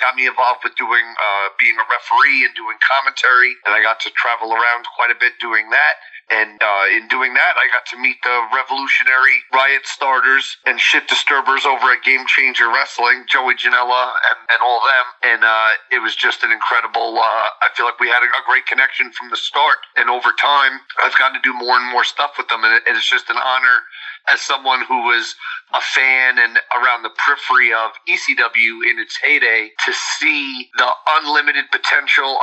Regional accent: New York City, New York, United States; I grew up in Queens, New York

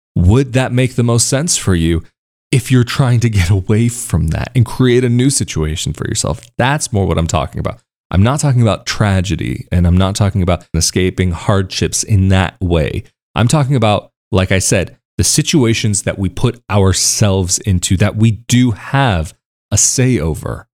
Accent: United States; moved away as an adult; growing up in the States

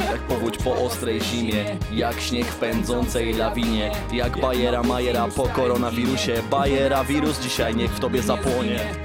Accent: near Chojnice, Pomeranian Voivodeship, Poland; też mieszkaniec Chojnic, gdzie, e, skąd blisko ja pochodzę

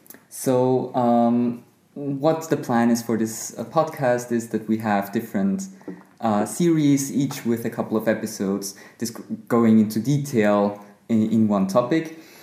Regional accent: Austria; also born or lived in Vienna; I'm from Austria

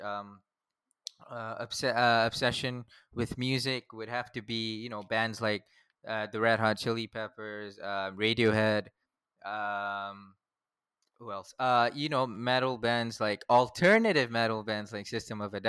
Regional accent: Selayang, Selangor, Malaysia; It's Selayang Batu Caves

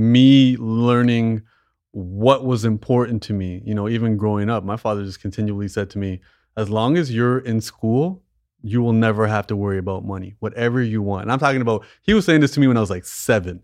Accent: Canada; I was born in Canada. My parents weren't

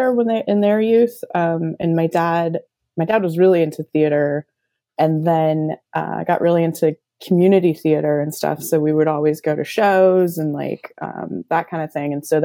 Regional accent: the Bay Area, California, United States; also born or lived in Central Coast, California; I grew up in the Bay Area, and I went to college on the Central Coast in California.

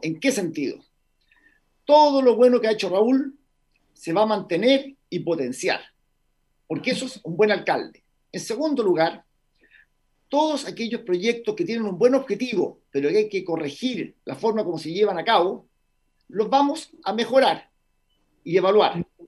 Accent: Vitacura, Santiago Metropolitan Region, Chile; yo nací, me crié, viví toda la parte de mi vida más importante, familiar, juvenil, la universidad, mis años de matrimonio, acá en Vitacura.

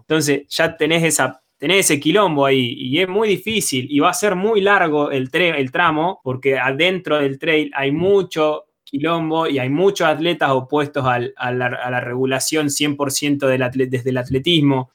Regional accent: General Roca, Río Negro, Argentina; now in Neuquén, Argentina; Yo nací en General, General Roca.

